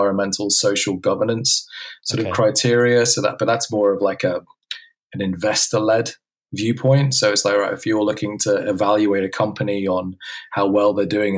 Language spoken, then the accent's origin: English; Hong Kong; I was brought up in Hong Kong